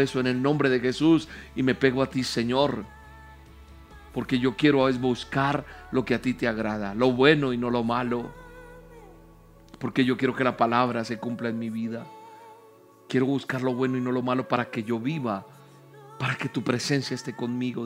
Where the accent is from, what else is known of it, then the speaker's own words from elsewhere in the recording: Colombia; Bendigo mi tierra, Colombia.